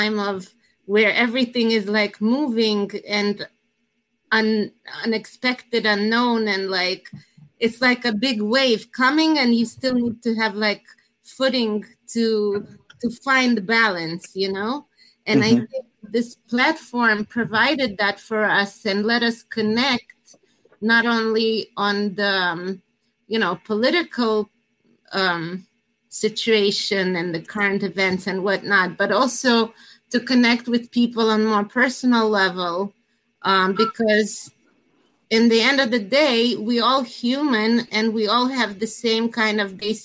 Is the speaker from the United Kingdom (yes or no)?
no; Russia; also born or lived in New Jersey, United States; now in United States; I come from Russia, originally from former Soviet Union